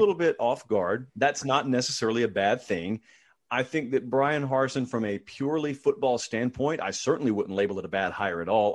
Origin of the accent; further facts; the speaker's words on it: Georgia, United States; my home state of Georgia